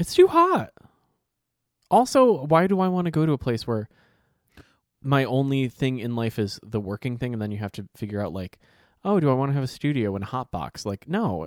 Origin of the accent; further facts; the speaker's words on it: Ohio, United States; I'm from Ohio